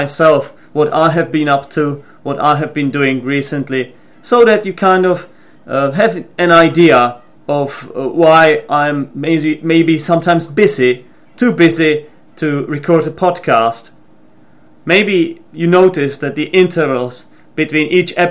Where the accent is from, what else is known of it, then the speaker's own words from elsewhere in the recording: Czechia; English is a second language; I'm from the Czech Republic